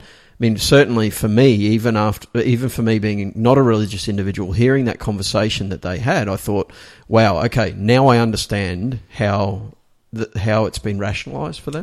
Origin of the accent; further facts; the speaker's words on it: Australia; accent: Australian; I'm an Australian. It, this is my fucking Australian accent